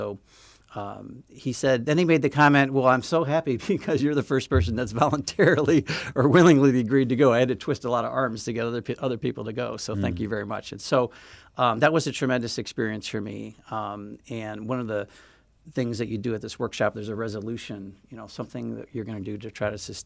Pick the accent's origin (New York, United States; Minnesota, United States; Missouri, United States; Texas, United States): Missouri, United States; St. Louis; now in Chicago, United States; So I grew up in St. Louis. I grew up in an integrated neighborhood in St. Louis in the Central West End area.